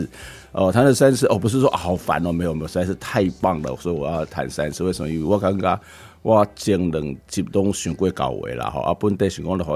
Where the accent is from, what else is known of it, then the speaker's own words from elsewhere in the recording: Taiwan; 因为我我觉得用台语写诗真的很棒，因为咱台湾为咱的台语哦，其实有很多很美的音韵哦，因为我们从小在教会长大